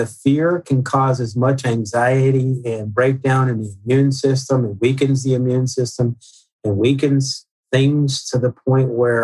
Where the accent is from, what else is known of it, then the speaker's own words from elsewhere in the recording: Northeast, United States; I grew up in the Northeast